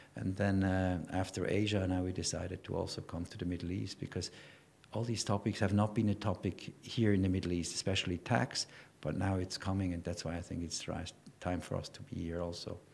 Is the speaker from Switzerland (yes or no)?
yes; Switzerland; also born or lived in Ireland; now in Dubai, United Arab Emirates; I'm from Switzerland